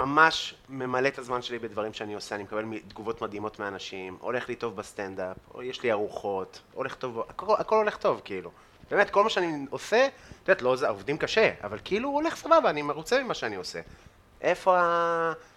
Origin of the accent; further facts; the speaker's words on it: Afula, Northern District, Israel; אני מעפולה, בן 18